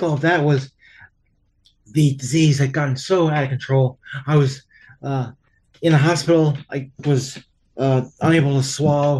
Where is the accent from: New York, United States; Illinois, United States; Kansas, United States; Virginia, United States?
New York, United States; I'm from New York, and so I tend to talk fast